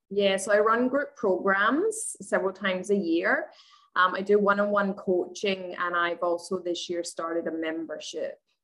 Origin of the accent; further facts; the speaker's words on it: Scotland, United Kingdom; moved away as an adult; now in Australia; I'm originally from Scotland, but I live in Australia. I've been here for eight and a half years.